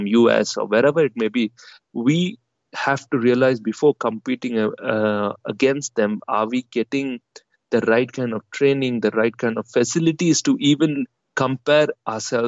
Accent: India; us as Indian players

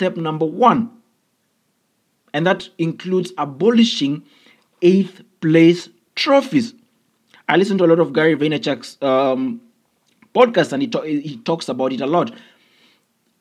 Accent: Kenya; I come from an African background, I come from Kenya

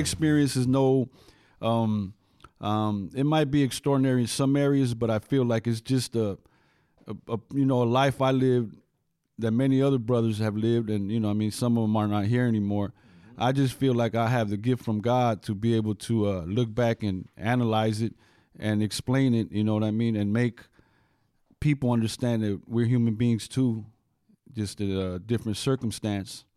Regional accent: Santa Monica, California, United States; I grew up on Seventeenth Street

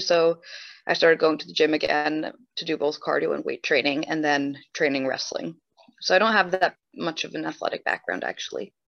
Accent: New Jersey, United States; also born or lived in Sweden; I'm born and raised in New Jersey

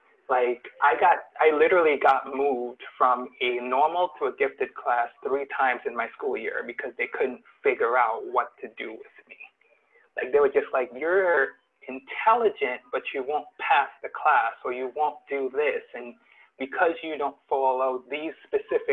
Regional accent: Trinidad & Tobago; now in United States; I'm originally from Trinidad, and coming from Trinidad to the U.S.

